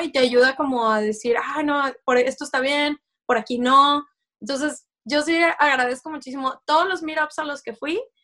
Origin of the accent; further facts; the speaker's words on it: Mexico; moved away as an adult; now in Folsom, United States; yo soy de México